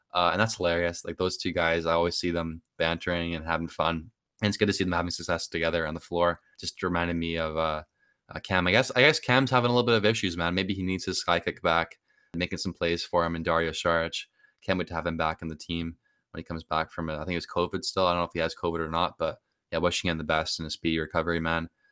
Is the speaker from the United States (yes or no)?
no; Canada; I'm from Canada